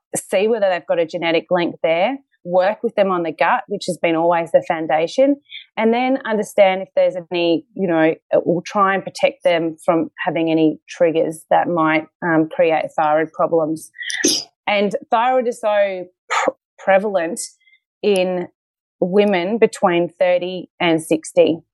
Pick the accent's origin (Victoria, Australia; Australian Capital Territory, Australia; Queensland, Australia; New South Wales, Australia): Queensland, Australia; moved away as an adult; now in Melbourne, Australia; I'm actually from Queensland